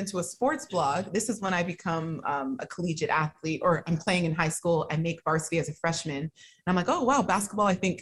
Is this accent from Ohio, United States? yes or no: no; San Francisco Bay Area, California, United States; growing up in the Bay Area